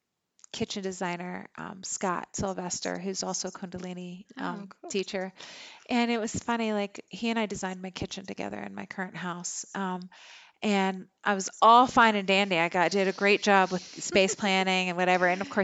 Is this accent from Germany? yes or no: yes; Germany; I mean, I grew up in Germany. It's old.